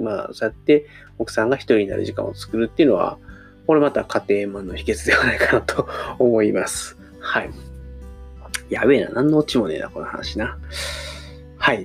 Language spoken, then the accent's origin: Japanese; Osaka, Japan; moved away as an adult; 僕、大阪出身なんで、大阪から東京に出てきて